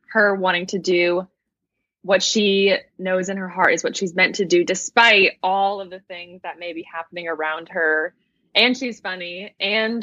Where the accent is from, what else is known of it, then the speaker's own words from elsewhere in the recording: San Diego, California, United States; I was born and raised in San Diego.